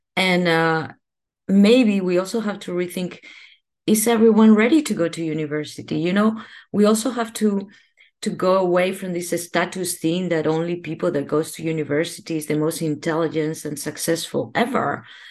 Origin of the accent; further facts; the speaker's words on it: Spain; now in Netherlands; I am from Spain.